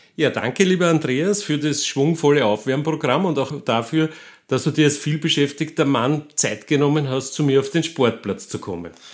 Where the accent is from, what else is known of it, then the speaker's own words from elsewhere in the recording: Gmünd, Lower Austria, Austria; Als Waldviertler aus Gmünd, wie ich es bin